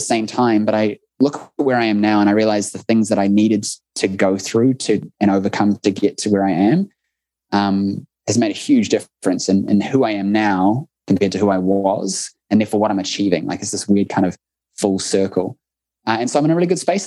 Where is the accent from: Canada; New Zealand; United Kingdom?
New Zealand; accent: New Zealand; It must be our accents